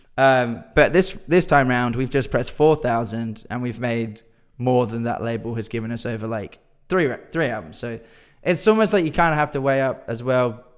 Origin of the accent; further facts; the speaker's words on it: Perth, Western Australia, Australia; we're from Perth